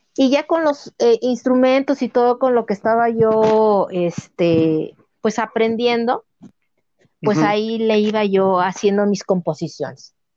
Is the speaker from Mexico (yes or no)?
yes; Uruapan, Michoacán, Mexico; moved away; also born or lived in Cancún, Quintana Roo; yo soy originaria de Uruapan, Michoacán